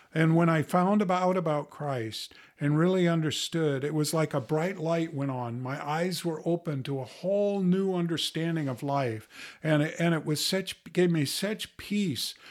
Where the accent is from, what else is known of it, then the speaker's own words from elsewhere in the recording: United States; born here in America where I had plenty of food to eat.